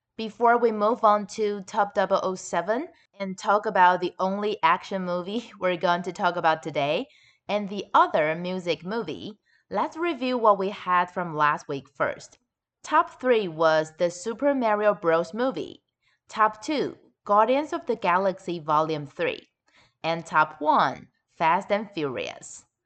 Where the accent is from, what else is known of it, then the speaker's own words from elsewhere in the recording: Taichung, Taiwan; my hometown, Taichung